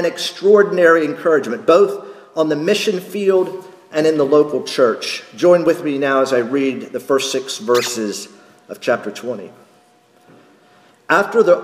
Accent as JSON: {"language": "English", "region": "North Carolina", "country": "United States", "tie": "born or raised there", "also_born_or_lived": "Texas", "moved": "yes", "said": "when I'm back in North Carolina"}